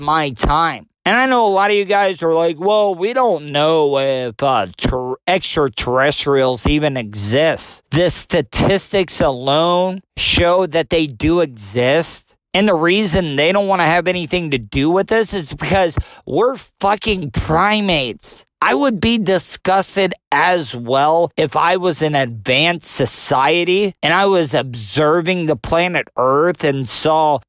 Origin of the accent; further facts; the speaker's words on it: Florida, United States; growing up in the South, living in Florida all my life